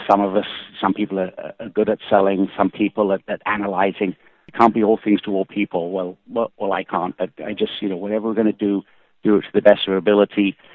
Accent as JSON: {"language": "English", "region": "England", "country": "United Kingdom", "tie": "born or raised there", "said": "One, growing up in England, Aston Martin was, was, was certainly top or equal top of the list of, of cars"}